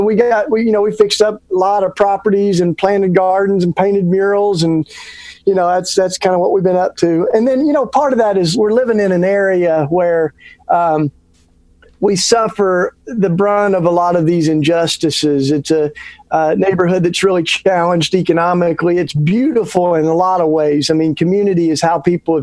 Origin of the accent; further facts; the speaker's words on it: East Tennessee, United States; moved away as an adult; now in Philadelphia, United States; I grew up down south. I grew up in East Tennessee